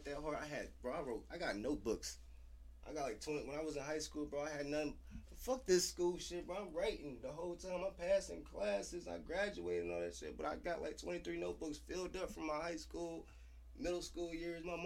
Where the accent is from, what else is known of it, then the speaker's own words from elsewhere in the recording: West Coast, United States; I'm from the West Coast